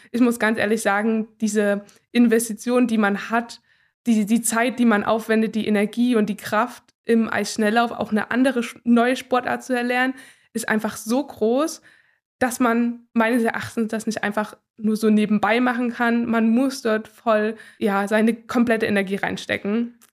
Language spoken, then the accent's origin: German; Gera, Thuringia, Germany; Ich bin gebürtige Gärin, also das ist meine Heimat und ich liebe sie sehr.